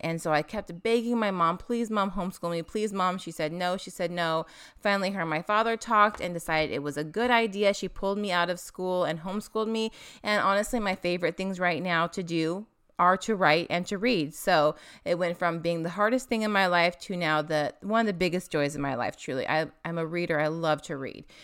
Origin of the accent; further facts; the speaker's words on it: Washington, United States; moved away as an adult; also born or lived in Tonasket, Washington / Olympia, Washington / Spokane, Washington; now in Tennessee, United States; So I was born in Tenasket, Washington. When we were pretty young, my parents moved us to Olympia